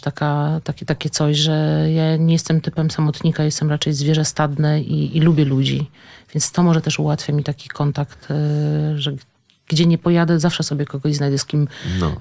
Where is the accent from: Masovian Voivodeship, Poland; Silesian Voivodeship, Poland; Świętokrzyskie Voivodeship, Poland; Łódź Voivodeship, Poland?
Świętokrzyskie Voivodeship, Poland; Kielce; pochodzimy oboje z Kielc